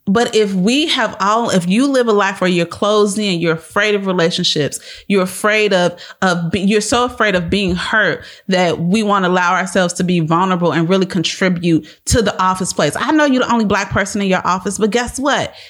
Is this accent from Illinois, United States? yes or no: yes; Chicago, Illinois, United States; moved away as an adult; now in Texas, United States; We are from Chicago, born and raised South Sweet.